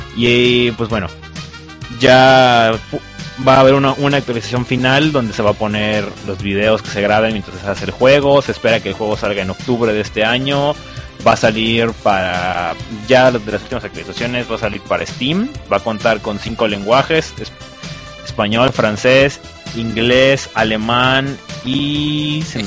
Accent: Veracruz, Mexico; yo soy de Veracruz

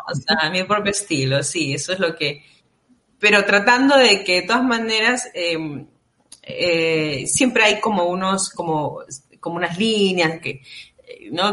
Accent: Peru; nosotros como peruanos

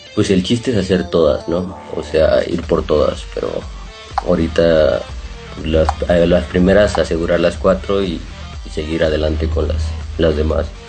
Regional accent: San Luis Potosí, Mexico; born or raised there

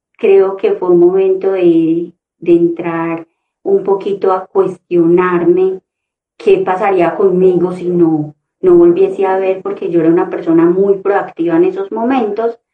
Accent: Concordia, Antioquia, Colombia; moved away; venirme de un municipio, porque soy de Concordia, Antioquia, venirme a la ciudad con muchos sueños

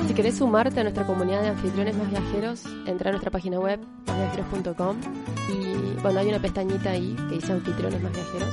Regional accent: Villa Dolores, interior of Córdoba, Argentina; yo soy del interior de Córdoba, de Villa Valores y hay una sierra ahí que te divide mi ciudad con la que es la capital

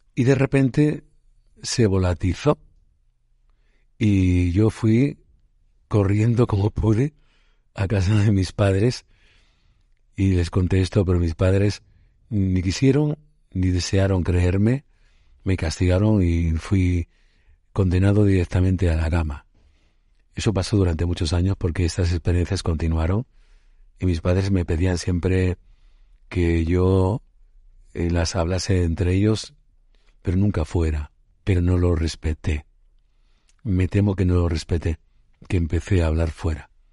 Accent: Puente Genil, Andalusia, Spain; mi pueblo natal, Puente Genil, en Córdoba

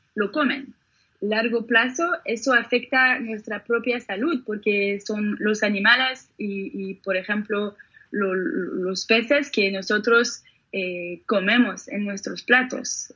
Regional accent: Geneva, Switzerland; por las orillas del lago, en, Ginebra, donde yo nací

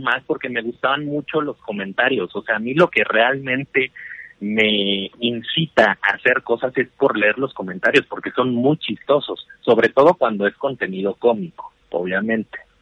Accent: Chihuahua, Mexico; yo soy de Chihuahua

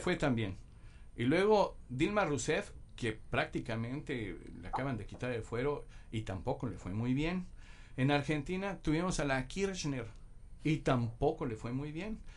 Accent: Mexico; como mexicanos en general

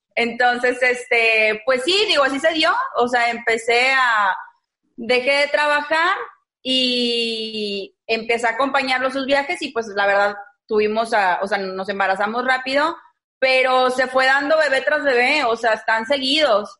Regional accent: Monterrey, Nuevo León, Mexico; Yo soy regia 100%, de aquí de Monterrey

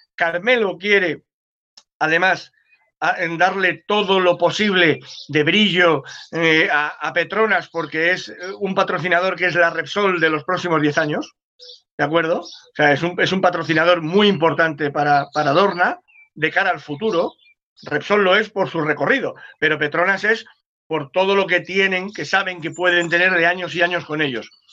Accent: Cádiz, Andalusia, Spain; soy de Cádiz

